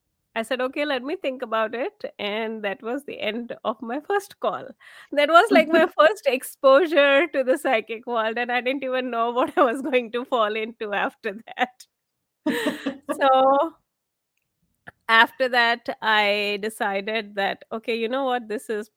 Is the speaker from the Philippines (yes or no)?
no; India; moved away as an adult; now in United States; I was actually born and raised in India. I came here to the US to do my master's.